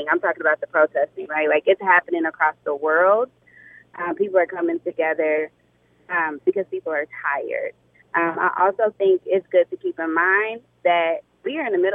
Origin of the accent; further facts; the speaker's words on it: Indianapolis, Indiana, United States; moved away; I am originally from Indianapolis